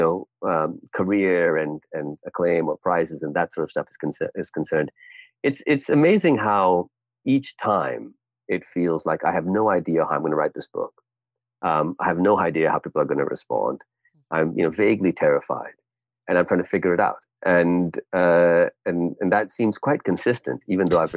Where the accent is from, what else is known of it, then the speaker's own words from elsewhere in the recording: Pakistan; also born or lived in Bay Area, California, United States; I spent ages 3 to 9 in California, 0 to 3 in Pakistan, and 9 to 18 in Pakistan, but 3 to 9 in California